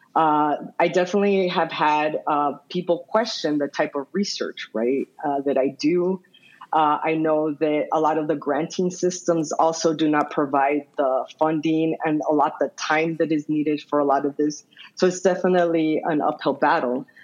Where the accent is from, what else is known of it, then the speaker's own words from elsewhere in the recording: Nogales, Arizona, United States; now in Tucson, United States; I grew up in Ambos Nogales or the sister cities of Nogales, which is located in the Arizona Sonora border